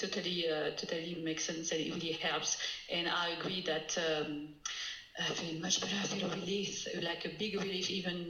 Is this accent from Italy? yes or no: no; France; now in United States; I'm French. I'm from France, but I'm in the United States